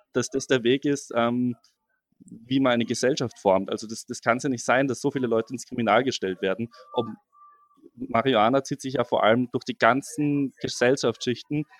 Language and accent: German; Austria; now in Passau, Germany; ich komme ja eigentlich aus Österreich